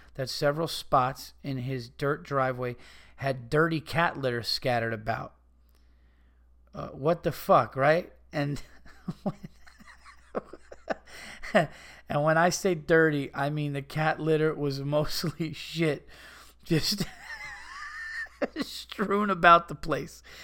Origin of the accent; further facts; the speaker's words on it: Yonkers, New York, United States; I was born in Yonkers.